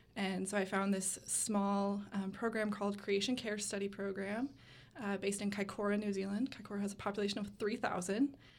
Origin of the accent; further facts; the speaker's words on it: West Michigan, United States; moved away as an adult; now in Gainesville, United States; I am from a small town in West Michigan